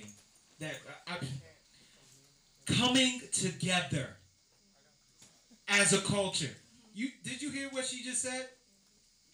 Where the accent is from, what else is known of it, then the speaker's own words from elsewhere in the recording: Nigeria; I'm Nigerian